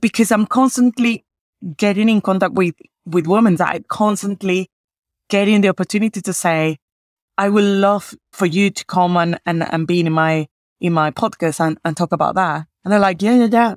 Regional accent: Caracas, Capital District, Venezuela; moved away; I am originally from Caracas

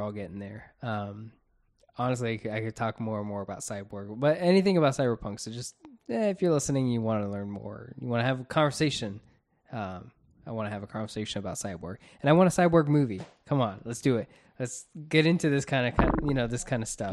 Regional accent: Florida, United States; We're from Florida

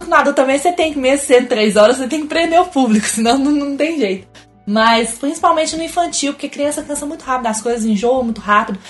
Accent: Minas Gerais, Brazil; Eu sou mineira

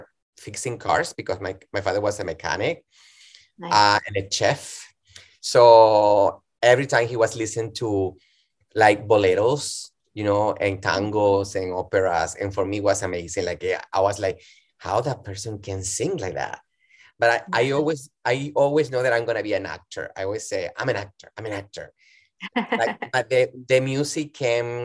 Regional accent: Valencia, Carabobo, Venezuela; English is a second language; now in United States; I'm originally from Venezuela, from Valencia, Venezuela, the industrial city

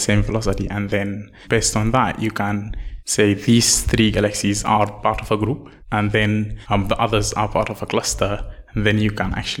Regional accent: Northern Sudan, Sudan; moved away as an adult; also born or lived in South Africa; now in Australia; I am from Sudan, from northern Sudan.

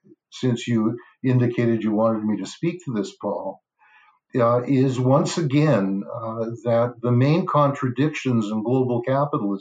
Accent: Canada; as a Canadian

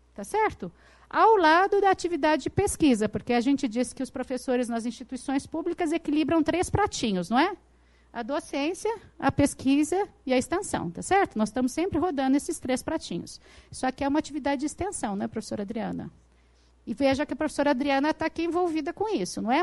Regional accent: São Paulo, Brazil; na cidade de onde eu venho, São Paulo

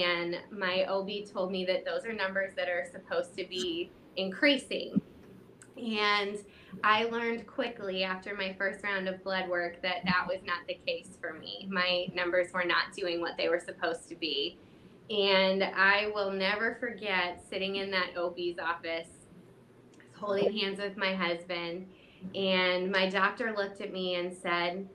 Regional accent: St. Louis, Missouri, United States; I'm from St. Louis, Missouri

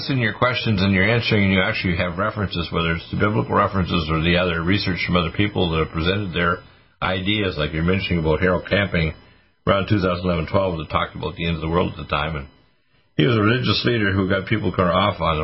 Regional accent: Nova Scotia, Canada; also born or lived in Detroit / Toronto; I was born in Detroit and raised in Nova Scotia

